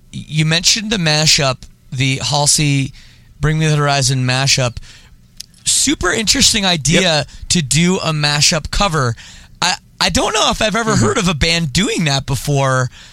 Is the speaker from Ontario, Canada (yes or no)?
yes; Oakville, Ontario, Canada; also born or lived in Scarborough, Toronto; I grew up in Oakville. Uh, area, like uh, you know, the western suburbs of of Toronto.